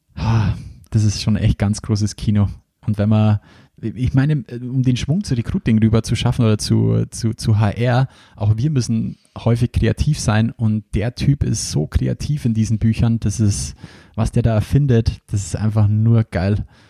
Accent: Bavaria, Germany; Bei uns in Bayern sagt man nur Fasching dazu

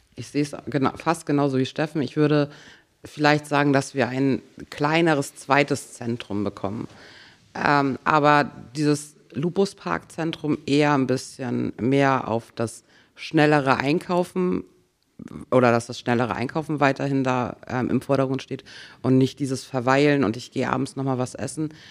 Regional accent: Grove, Schleswig-Holstein, Germany; also born or lived in Schwarzenbek; Also ich komme aus Grove und da werde ich auch alt.

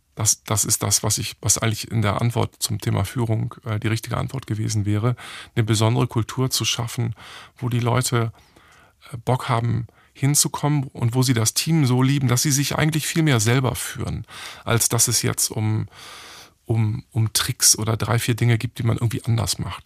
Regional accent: Hamburg, Germany; ich bin in einer Werbeagentur in Hamburg aufgewachsen

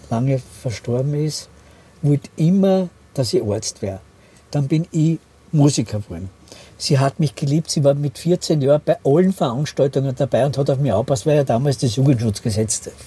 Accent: Austria; Ich bin aus Österreich

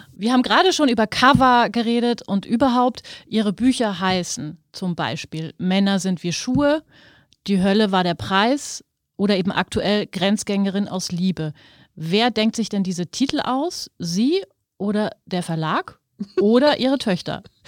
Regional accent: Germany; Also ich komme ja auch aus Deutschland

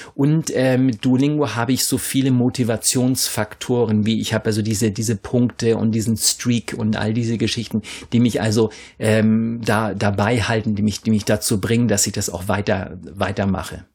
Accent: Northern Germany, Germany; accent: Low German (Plattdeutsch); first language Low German; Diese Sprache ist ja eben meine Muttersprache auch

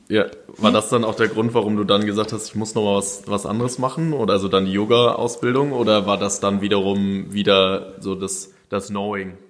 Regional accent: Germany

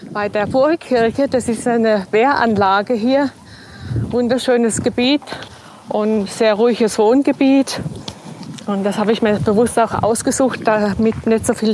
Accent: Schwaigern, Baden-Württemberg, Germany; now in Ingelheim, Germany; Nein, ich komme ja aus der Rotweinstadt Schweigern und bin in die Rotweinstadt äh, Ingelheim gezogen.

